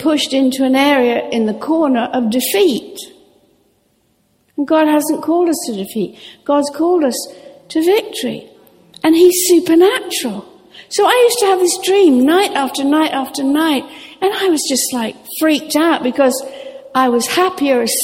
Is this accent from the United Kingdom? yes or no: yes; Norfolk, East of England, United Kingdom; I grew up sailing in Norfolk